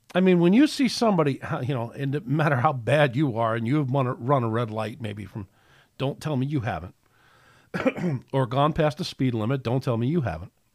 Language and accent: English; United States; I'm proud to be an American